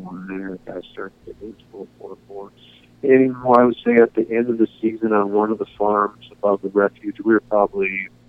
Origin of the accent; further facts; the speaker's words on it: Boise, Idaho, United States; also born or lived in Fond du Lac, Wisconsin; now in Washington, United States; my folks moved us to Boise, Idaho, when I was in the fifth grade